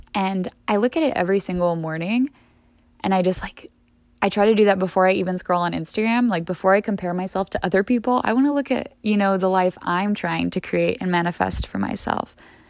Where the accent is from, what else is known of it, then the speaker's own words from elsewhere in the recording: Midwest, United States; The Midwest, I've been saying this a lot lately, the Midwest was never the problem when I was growing up.